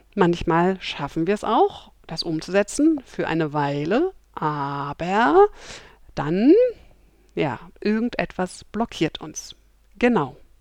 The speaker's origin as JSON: {"language": "German", "region": "Berlin", "country": "Germany", "tie": "born or raised there", "said": "heute melde ich mich live aus Kreuzberg, aus meiner Heimat Berlin"}